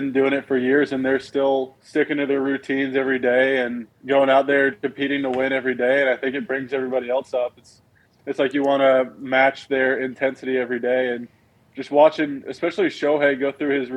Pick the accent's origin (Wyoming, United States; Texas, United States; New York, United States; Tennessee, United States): Tennessee, United States; Knoxville; I'm from Knoxville, born in Knoxville, moved away for a few years and then came back when I was about seven. So I've lived in Knoxville my whole life